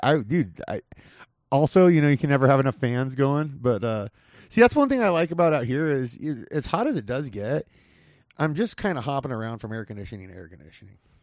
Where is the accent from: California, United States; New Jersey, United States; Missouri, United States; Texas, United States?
California, United States; Whittier; where I grew up in Whittier